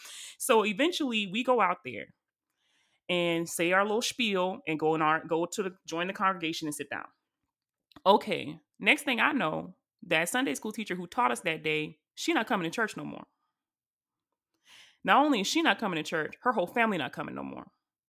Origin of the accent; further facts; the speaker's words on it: the South, United States; we are all from the South, but I don't know what kind of church y'all went to. But y'all, when I tell y'all, I went to a foot stomping hardwood floor Baptist church, and I'm talking about country Baptist church